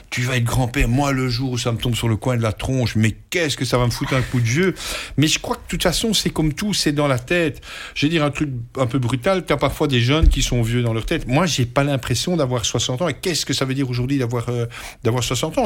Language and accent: French; Belgium; chez nous, en Belgique